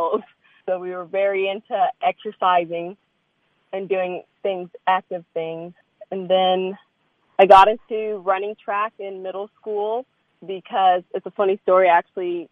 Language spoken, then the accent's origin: English; Lynchburg, Virginia, United States; moved away as an adult; So I was raised in Lynchburg, Virginia. I stayed there all the way through until graduating college, stayed there for a few years after, and then finally moved out.